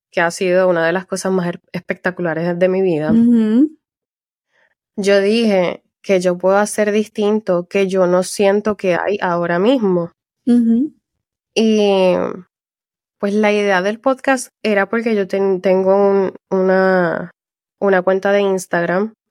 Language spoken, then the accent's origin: Spanish; Puerto Rico; moved away as an adult; now in France; yo soy de Puerto Rico, nací y criada en Puerto Rico.